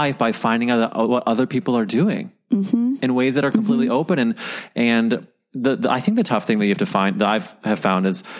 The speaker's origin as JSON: {"language": "English", "town": "St. Louis", "region": "Missouri", "country": "United States", "tie": "born or raised there", "moved": "yes", "said": "my hometown newspaper"}